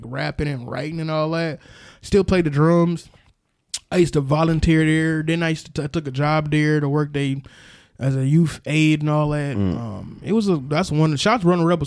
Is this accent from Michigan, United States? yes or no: no; Milwaukee, Wisconsin, United States; moved away as an adult; now in Alabama, United States; I'm from Milwaukee, Wisconsin. Yeah. So like the don't you know and all that. We don't sound like that. I'm from the hood. Like I was raised like everybody in Milwaukee